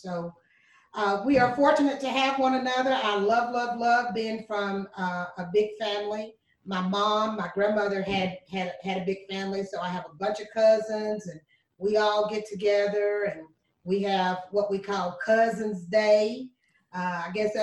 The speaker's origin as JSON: {"language": "English", "town": "Lynchburg", "region": "Tennessee", "country": "United States", "tie": "born or raised there", "also_born_or_lived": "Shelbyville, Tennessee", "lives_now": "Murfreesboro, United States", "said": "I was born and raised, actually born in Chevyville, Tennessee. I was raised in Lynchburg, Tennessee."}